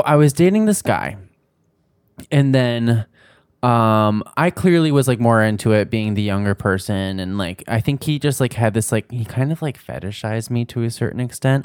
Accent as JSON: {"language": "English", "region": "New Jersey", "country": "United States", "tie": "born or raised there", "said": "I grew up in New Jersey"}